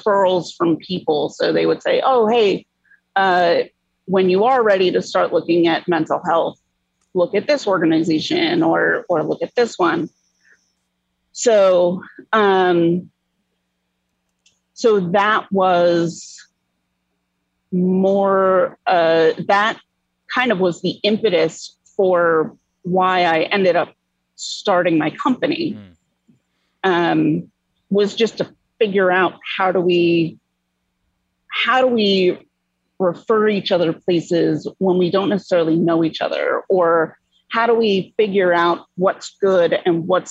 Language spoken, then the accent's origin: English; New Jersey, United States; moved away as an adult; now in New York City, United States; I grew up in the North Jersey area